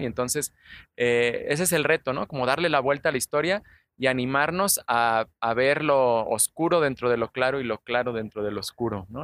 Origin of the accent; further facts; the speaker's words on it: Guadalajara, Jalisco, Mexico; somos de aquí de Guadalajara. Prácticamente todos los que colaboramos en Curiosamente, los ilustradores, los redactores, hasta los científicos son tapatíos